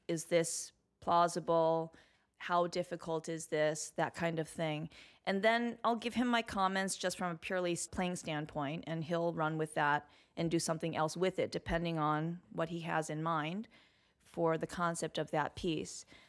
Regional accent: Highland Park, Illinois, United States; moved away as an adult; also born or lived in Evanston, Illinois / New York; I was born in Evanston, which is just north of Chicago. I grew up on the North Shore of Chicago in Highland Park

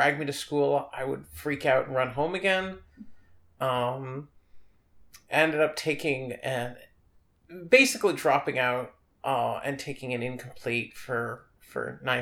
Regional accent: New York City, New York, United States; I grew up on the Upper East Side

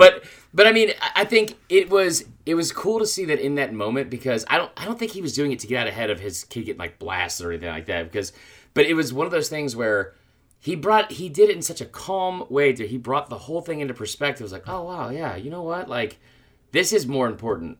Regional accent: Atlanta, Georgia, United States; my, my hometown team

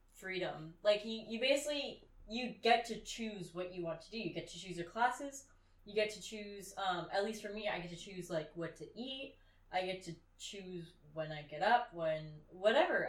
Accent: California, United States; moved away; me and some other girls who are also from California.

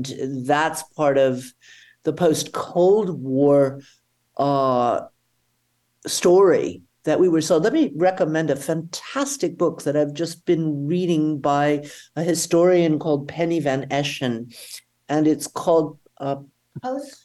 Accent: Atlanta, Georgia, United States; now in Germany; I grew up in Atlanta, Georgia at a time when our synagogue was bombed

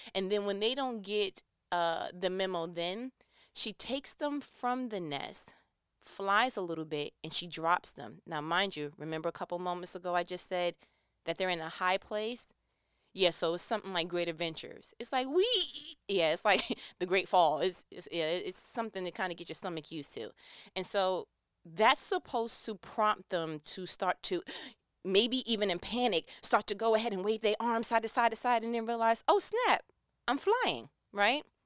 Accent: New York, United States; accent: New York; I'm from New York. You know, from time to time, my accent kicks in.

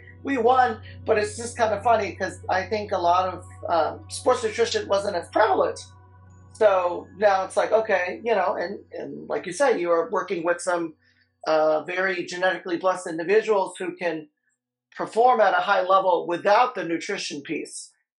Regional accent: New Orleans, Louisiana, United States; growing up in New Orleans playing soccer

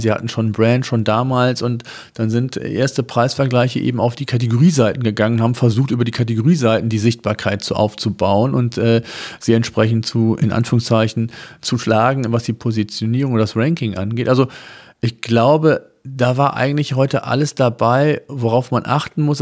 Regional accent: Germany; bei uns in Deutschland

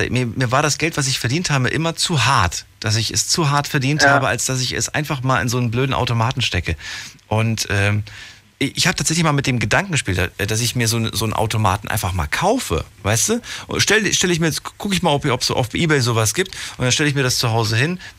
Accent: Aachen, North Rhine-Westphalia, Germany

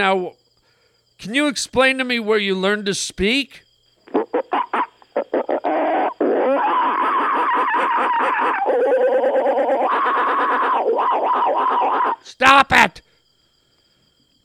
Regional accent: Canada; I'm Canadian

